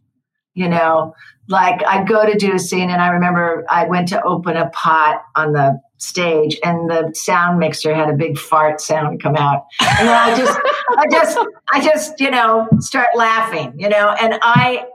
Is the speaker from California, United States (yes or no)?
yes; Santa Clara, California, United States; I grew up in Santa Clara, California